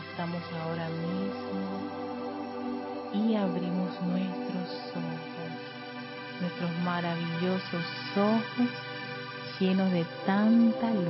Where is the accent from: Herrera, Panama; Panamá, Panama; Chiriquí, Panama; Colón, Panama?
Panamá, Panama; Panama; y yo soy de Panamá Norte.